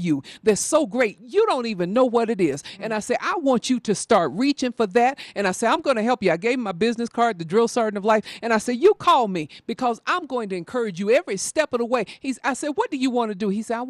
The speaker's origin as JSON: {"language": "English", "region": "the South", "country": "United States", "moved": "yes", "lives_now": "Denver, United States", "said": "I'm from the South"}